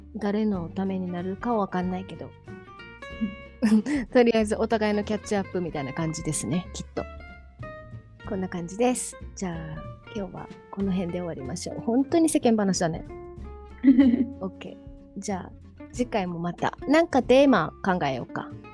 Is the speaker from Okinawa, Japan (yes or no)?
yes; Okinawa, Japan; 沖縄生まれ沖縄育ち